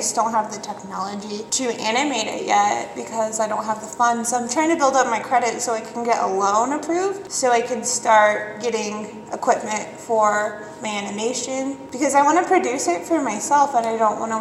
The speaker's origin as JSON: {"language": "English", "town": "Cheyenne", "region": "Wyoming", "country": "United States", "tie": "born or raised there", "said": "growing up in Cheyenne"}